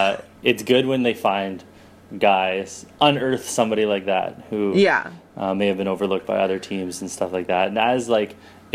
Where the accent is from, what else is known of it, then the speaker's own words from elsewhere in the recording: Toronto, Ontario, Canada; I live in Toronto. I'm from Toronto.